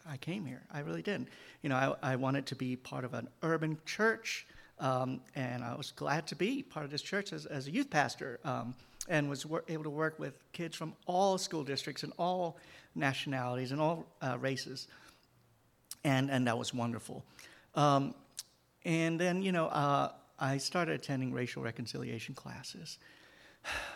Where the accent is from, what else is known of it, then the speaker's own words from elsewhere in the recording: Hong Kong; moved away as an adult; now in United States; I grew up and spent all my youth, and until I was 18, and in Hong Kong